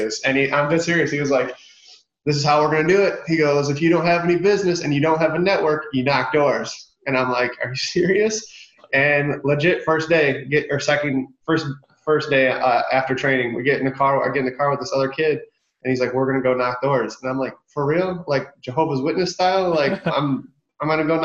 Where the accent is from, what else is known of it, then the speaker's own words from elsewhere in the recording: Michigan, United States; moved away as an adult; now in Dallas, United States; I'm from Michigan. I went to Central Michigan, graduated, left Michigan